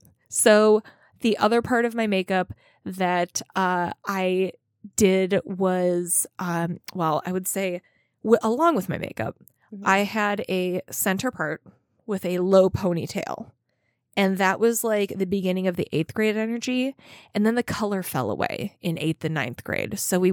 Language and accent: English; Minnesota, United States